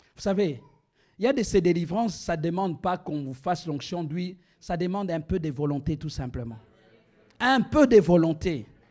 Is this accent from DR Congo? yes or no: yes; DR Congo; moved away; also born or lived in Rabat, Morocco; dans mon pays, on n'utilise pas le lingala ou le chiluba